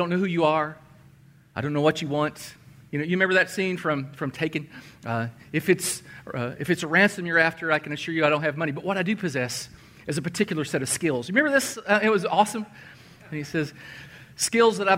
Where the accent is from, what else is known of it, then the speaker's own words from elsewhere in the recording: Danville, Kentucky, United States; My hometown is Danville, Kentucky. That's where I grew up.